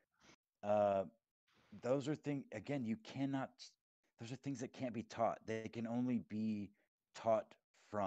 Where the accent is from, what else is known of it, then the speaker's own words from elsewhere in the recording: Texas, United States; moved away as an adult; my childhood growing up in Texas, was 10 years ago when I moved up to the area that I live in now